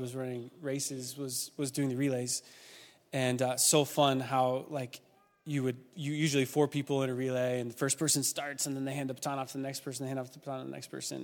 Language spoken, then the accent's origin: English; Oregon, United States; moved away; I'm a West Coast kid. I grew up in Oregon